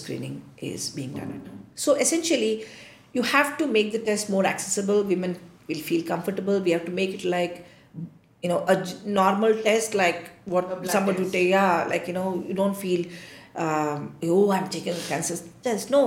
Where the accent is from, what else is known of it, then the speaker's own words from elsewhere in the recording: India; I feel very proud as an Indian.